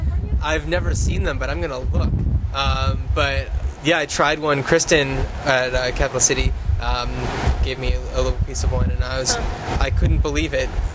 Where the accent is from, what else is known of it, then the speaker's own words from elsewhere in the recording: East Coast, United States; moved away; I'm from the East Coast, so I certainly remember growing up with them.